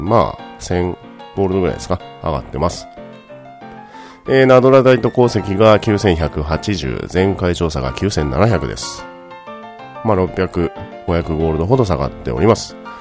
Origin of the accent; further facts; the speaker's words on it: Fukuoka, Japan; now in Tokyo, Japan; 私は出身が福岡の方なので